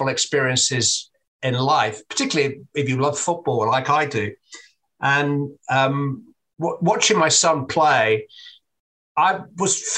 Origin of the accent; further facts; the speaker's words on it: England, United Kingdom; I'm an Englishman